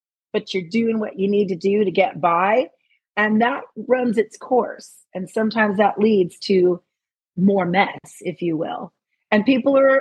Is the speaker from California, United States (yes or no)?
yes; Los Angeles, California, United States; I'm an LA girl